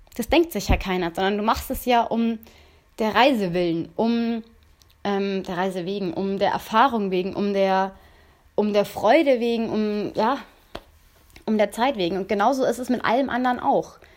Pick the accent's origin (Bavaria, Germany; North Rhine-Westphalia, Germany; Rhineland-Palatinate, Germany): Bavaria, Germany; near Munich; ich komme ja aus Bayern, also aus, in der Nähe von München